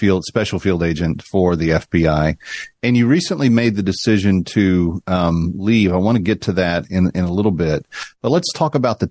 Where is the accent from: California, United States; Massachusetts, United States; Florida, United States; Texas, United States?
Texas, United States; Fort Worth; I'm a Fort Worth kid myself